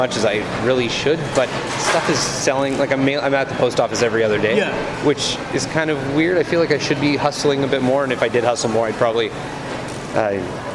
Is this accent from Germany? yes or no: no; Winnipeg, Manitoba, Canada; also born or lived in Australia; I was from Winnipeg